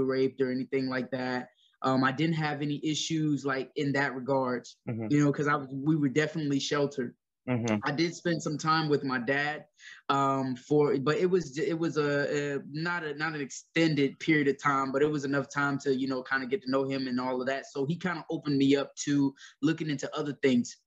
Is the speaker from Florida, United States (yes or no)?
yes; Ocala, Florida, United States; also born or lived in Gainesville, Florida; I was born in Gainesville, Florida at Chance Hospital. I grew up mostly in Ocala, Florida, which isn't too far away from Gainesville